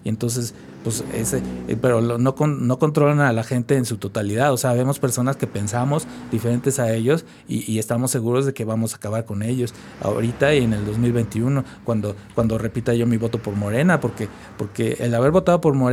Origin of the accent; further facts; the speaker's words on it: State of Mexico, Mexico; Y, yo dije, ¿pero por qué en Tláhuac si yo vengo del Estado de México?